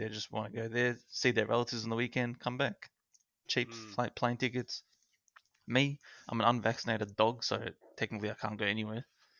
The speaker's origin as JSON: {"language": "English", "country": "Australia"}